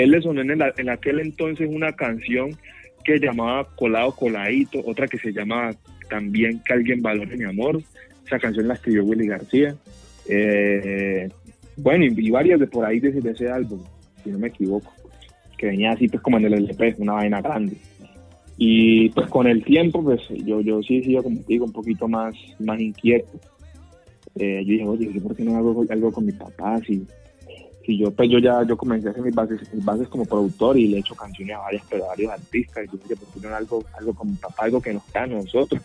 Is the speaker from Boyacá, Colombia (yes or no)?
no; Quibdó, Chocó, Colombia; now in Medellín, Colombia; yo me fui a vivir a Quibdó.